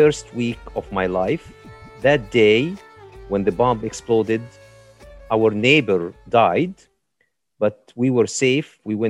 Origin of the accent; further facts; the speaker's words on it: Jerusalem, Palestine; And I grew up on Via della Rosa, station number 8, the Way of the Cross, and station number 8. And so in the old city of Jerusalem, there are 4 quarters